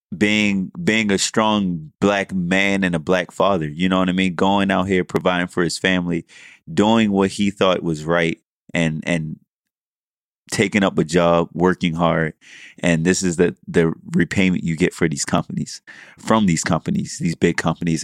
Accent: Baltimore, Maryland, United States; also born or lived in College Park, Maryland; we do this podcast here in D C, I'm from Baltimore

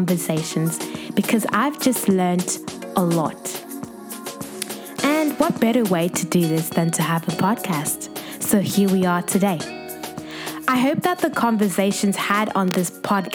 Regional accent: Zimbabwe; also born or lived in Western Australia; now in Sydney, Australia; I'm a young Zimbabwean based in Sydney, Australia, and it's been over a year since I moved here from the Western State

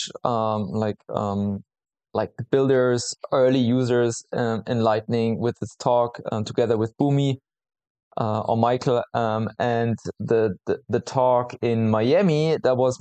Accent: Munich, Bavaria, Germany; I'm from Munich

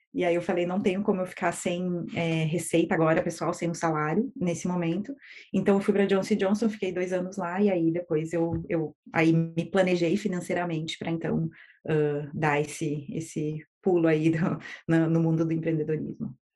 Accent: Erechim, Rio Grande do Sul, Brazil; Eu sou de Erechim, do interior do Rio Grande do Sul, e os meus pais tinham uma pequena empresa de construção civil. E então eu cresci no meio desse ambiente de empreendedorismo

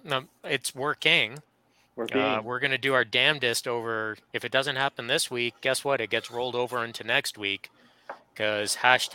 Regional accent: Canada; although we're Canadian, we're separated between a good bit of distance.

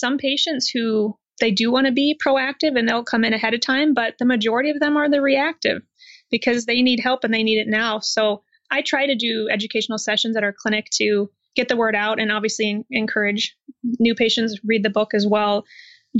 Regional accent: Iowa, United States; I'm from Iowa in the United States, and I was raised in what I consider to be a really healthy family

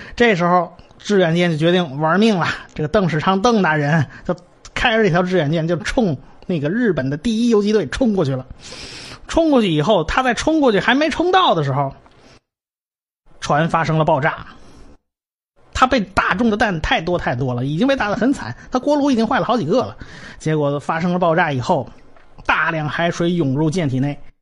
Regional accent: China; 我们中国人

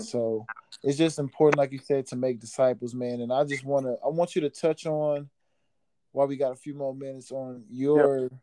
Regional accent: Oklahoma, United States; moved away; go back to my home state

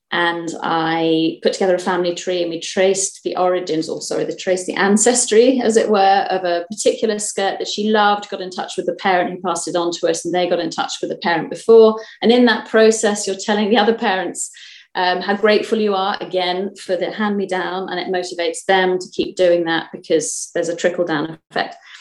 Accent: Kent, South East England, United Kingdom; now in Fife, United Kingdom; I'm from Kent originally

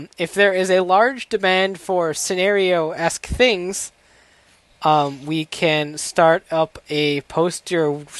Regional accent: Michigan, United States; I'm from Michigan. I like the cold

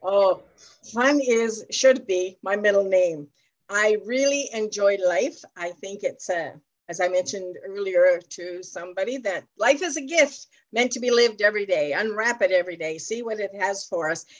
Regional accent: Ontario, Canada; I'm from Ontario, Canada

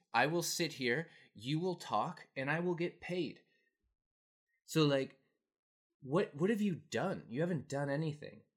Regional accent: Canada; also born or lived in Asia; I'm from Canada and living in Canada

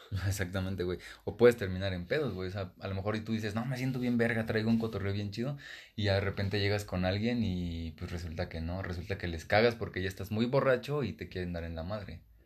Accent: Ecatepec, State of Mexico, Mexico; venimos de acá, ¿no? Que venimos de Catepec

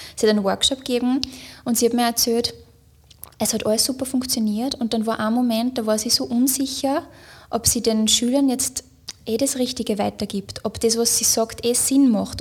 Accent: Upper Austria, Austria; moved away as an adult; also born or lived in Linz; now in Vienna, Austria; ich bin ja aus Oberösterreich und ich bin dann nach Wien gezogen wegen meiner Arbeit

